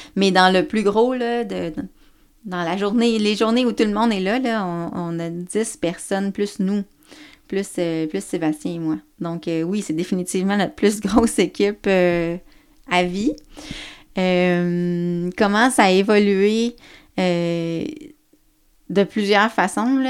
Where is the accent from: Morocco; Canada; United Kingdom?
Canada; Baie-Comeau, Côte-Nord, Quebec; je viens de la Côte-Nord. Je viens de Bécomo